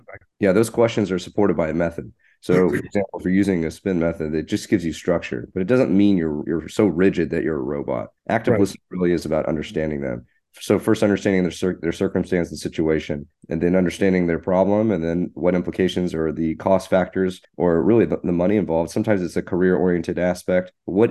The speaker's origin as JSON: {"language": "English", "town": "Fort Worth", "region": "Texas", "country": "United States", "tie": "born or raised there", "said": "Fort Worth, Texas."}